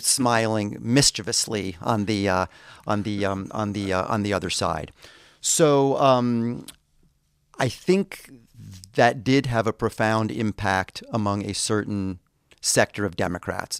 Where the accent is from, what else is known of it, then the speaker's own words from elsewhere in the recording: United States; I, as the American visitor